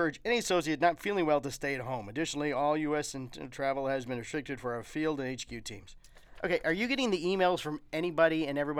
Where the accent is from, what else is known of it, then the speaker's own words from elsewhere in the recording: Florida, United States; I've grown up in Florida. I grew up in Florida.